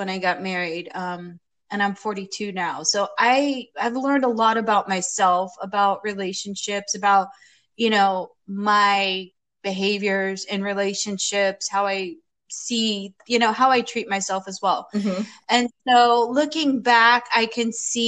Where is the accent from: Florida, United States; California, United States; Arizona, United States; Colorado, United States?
Florida, United States; also born or lived in New York City, New York; now in Portland, United States; I grew up in Florida